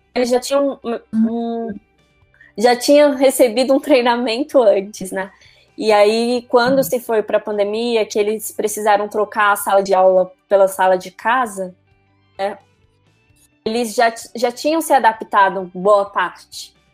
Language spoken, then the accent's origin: Portuguese; Brasília, Federal District, Brazil; eu sou de Brasília